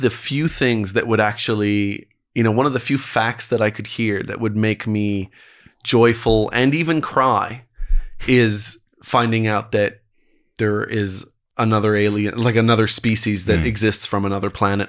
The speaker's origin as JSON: {"language": "English", "country": "Canada", "said": "I'm from Canada."}